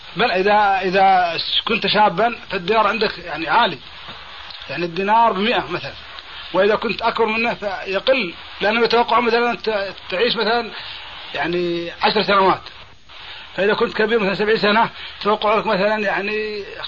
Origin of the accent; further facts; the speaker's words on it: Kuwait; في الكويت عندنا